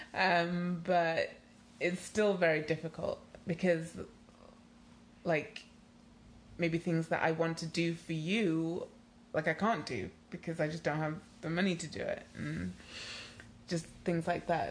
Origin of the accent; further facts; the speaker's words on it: Nigeria; moved away; also born or lived in United Kingdom; I am Nigerian